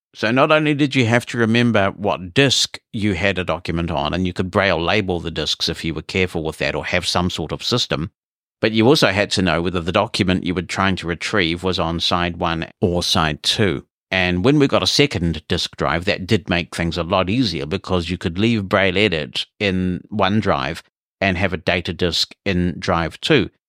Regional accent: New Zealand; As a teenager getting into computers and growing up in New Zealand

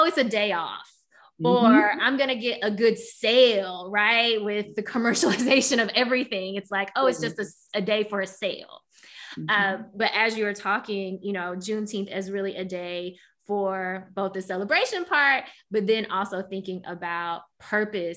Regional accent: Memphis, Tennessee, United States; growing up here in Memphis, a very Black city

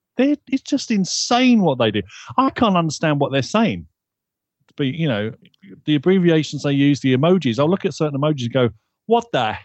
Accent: United Kingdom; because I'm British. what do you think I'm gonna say?

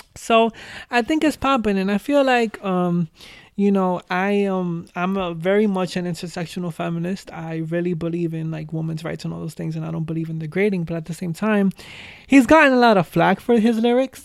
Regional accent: New York City, New York, United States; I was born and raised in the Bronx.

